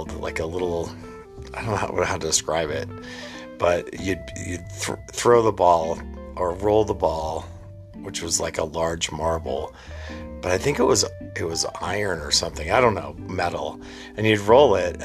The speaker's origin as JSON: {"language": "English", "region": "New England", "country": "United States", "tie": "born or raised there", "said": "growing up in New England"}